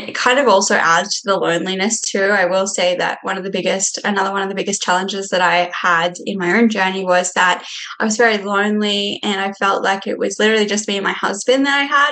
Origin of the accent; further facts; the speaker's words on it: Australia; moved away as an adult; now in Minnesota, United States; I'm from Australia